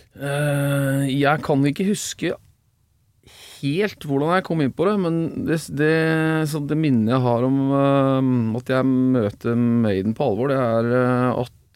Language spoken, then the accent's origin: Norwegian; Oslo, Norway; moved away as an adult; also born or lived in Bø i Telemark; now in Bø, Norway; jeg, kommer jo fra Oslo